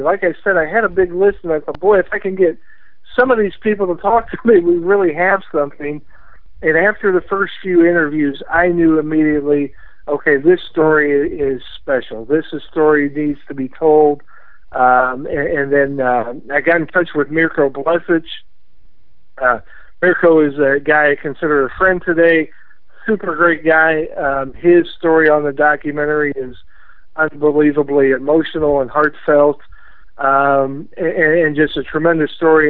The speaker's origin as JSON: {"language": "English", "region": "Southern Indiana", "country": "United States", "tie": "born or raised there", "said": "I grew up in Southern Indiana, but my family is from the region"}